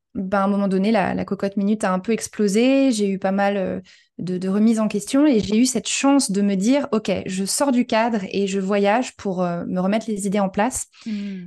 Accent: France; moved away as an adult; also born or lived in New York, United States / Los Angeles, United States; now in Portugal; je suis française d'origine, mais j'ai beaucoup voyagé dans ma vie.

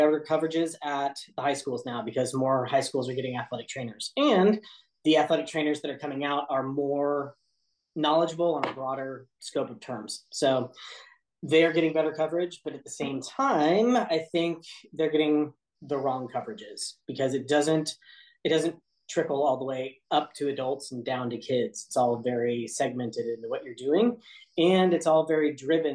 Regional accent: Kansas City, United States; also born or lived in Olathe, Kansas; I'm from Kansas City.

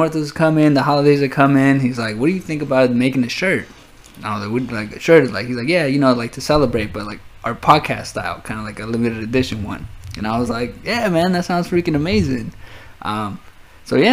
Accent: the Bay Area, California, United States; I'm like from the Bay

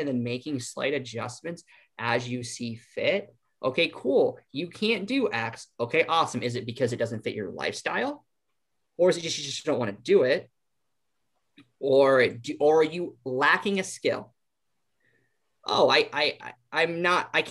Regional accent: Iowa, United States; We're from Iowa

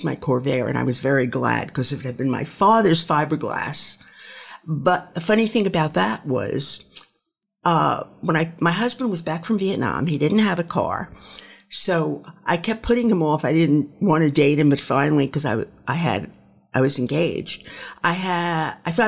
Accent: New York City, New York, United States; I grew up in Brooklyn, in New York

